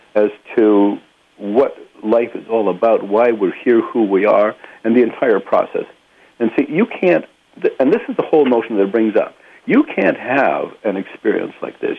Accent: Saskatchewan, Canada; now in Port Alberni, Canada; I was born in Saskatchewan

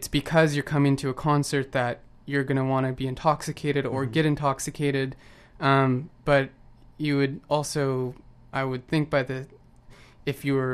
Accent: just outside of Portland, Oregon, United States; now in Vancouver, Canada; I grew up just outside of Portland

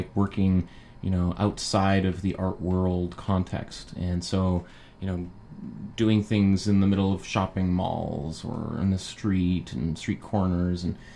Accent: Calgary, Alberta, Canada; moved away as an adult; also born or lived in New York / England; born and raised in Calgary.

